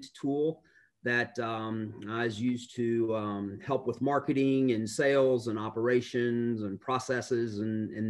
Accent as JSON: {"language": "English", "town": "Fulton", "region": "Mississippi", "country": "United States", "tie": "born or raised there", "also_born_or_lived": "Cleveland, Ohio / Memphis, Tennessee", "moved": "as an adult", "lives_now": "Middle Tennessee, United States", "said": "I was born in Cleveland, Ohio, and I moved to Northeast Mississippi, a small town outside of Tupelo called Fulton in the mid 70s. I was in elementary school and stayed in North Mississippi for quite a while"}